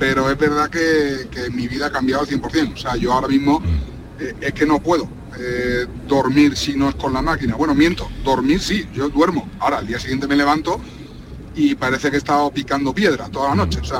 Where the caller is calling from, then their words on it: Seville, Andalusia, Spain; de Sevilla.